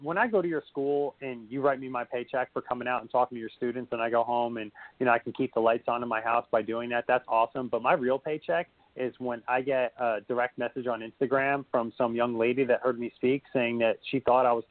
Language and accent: English; Union, New Jersey, United States; we grew up in Union, New Jersey